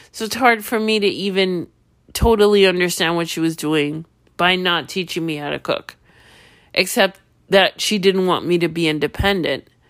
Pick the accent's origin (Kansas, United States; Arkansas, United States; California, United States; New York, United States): New York, United States; I'm from New York